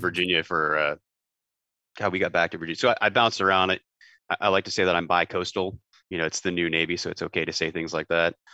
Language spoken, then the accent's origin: English; just outside of Toronto, Ontario, Canada; moved away as an adult; also born or lived in Winnipeg, Canada; I grew up just outside of Toronto